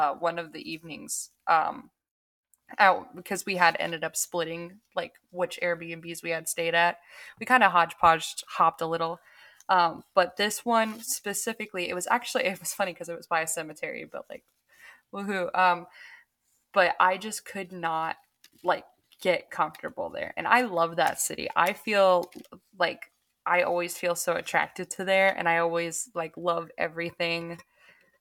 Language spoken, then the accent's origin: English; St. Petersburg, Florida, United States; And we grew up downtown. We grew up in St. Pete.